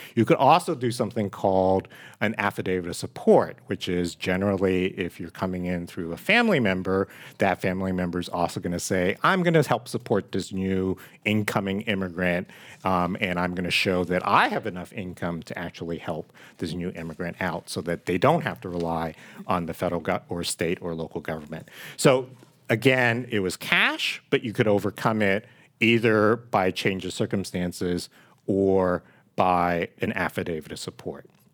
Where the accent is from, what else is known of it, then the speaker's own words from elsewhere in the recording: San Francisco, California, United States; also born or lived in Hong Kong; I actually came on a passenger ship. from Hong Kong to San Francisco, um, at the age of three and grew up here in the city